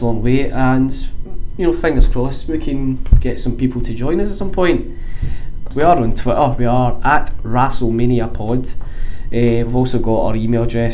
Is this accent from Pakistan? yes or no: no; Glasgow, Scotland, United Kingdom; I'm from Glasgow in Scotland